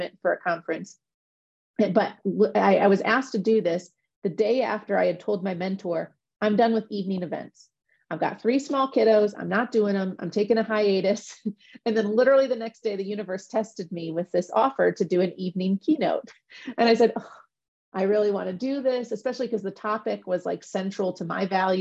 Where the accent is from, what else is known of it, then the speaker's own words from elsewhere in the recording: Midwest, United States; I'm from the Midwest